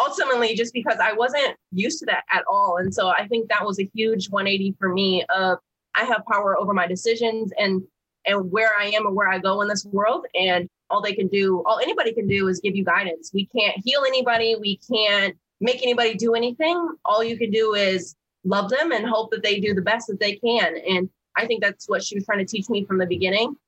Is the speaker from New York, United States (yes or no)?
no; Flint, Michigan, United States; moved away; I'm from Flint, Michigan. And so I wanted to go back where I was from. I had like this regret and all these negative feelings of being taken away from there.